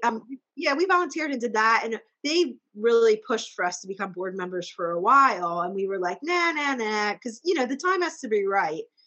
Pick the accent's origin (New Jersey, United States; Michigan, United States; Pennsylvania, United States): Pennsylvania, United States; Boyertown; also born or lived in Douglasville, Pennsylvania; we lived in Boyertown and then um, Douglasville